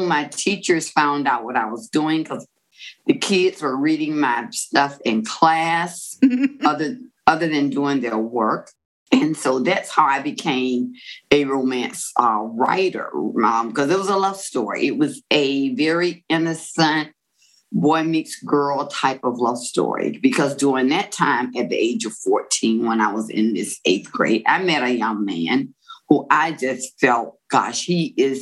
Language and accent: English; Florida, United States; I am from Florida, and it's a beachy town. So I grew up loving Gidget and Moondoggy type stories